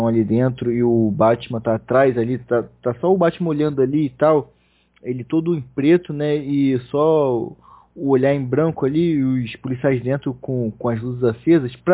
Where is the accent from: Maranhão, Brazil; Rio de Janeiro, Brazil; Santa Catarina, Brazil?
Rio de Janeiro, Brazil; Eu sou carioca, abraçava ele, cara.